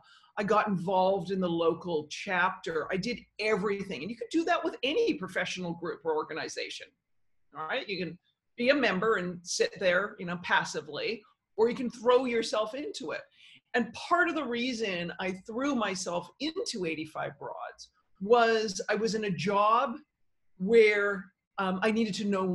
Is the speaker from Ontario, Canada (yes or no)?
no; Victoria, British Columbia, Canada; first language English; moved away as an adult; now in New York, United States; I grew up in Victoria, British Columbia, Canada.